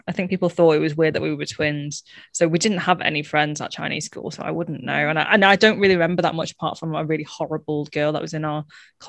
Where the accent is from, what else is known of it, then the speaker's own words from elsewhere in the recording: Manchester, North West England, United Kingdom; I am from Manchester